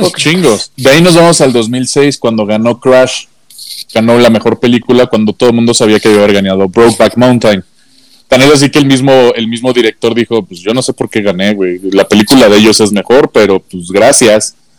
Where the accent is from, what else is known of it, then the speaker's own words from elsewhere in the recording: Mexico; como Mexa